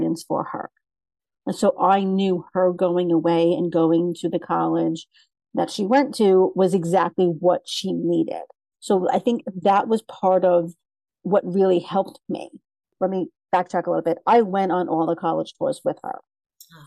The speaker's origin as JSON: {"language": "English", "town": "New York City", "region": "New York", "country": "United States", "tie": "born or raised there", "said": "I grew up in Brooklyn and went to Brooklyn College"}